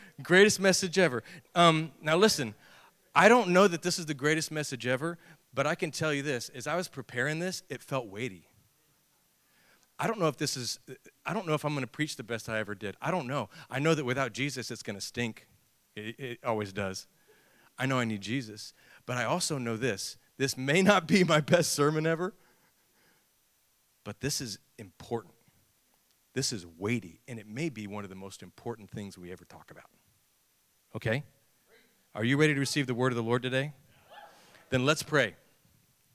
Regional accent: Texas, United States; I'm a Texan

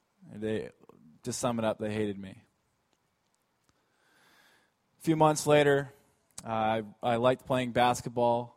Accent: Alaska, United States; born or raised there

